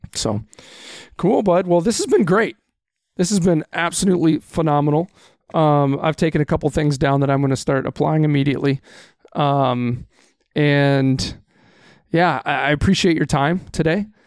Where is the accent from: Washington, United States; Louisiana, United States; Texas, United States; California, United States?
Texas, United States; now in Wisconsin, United States; I was born and raised in Texas